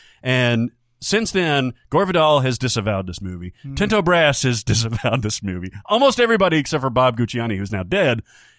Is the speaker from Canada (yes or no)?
no; Ireland; I'm from Ireland, and some of the Irish accents I've heard have had to see in movies are just so awful.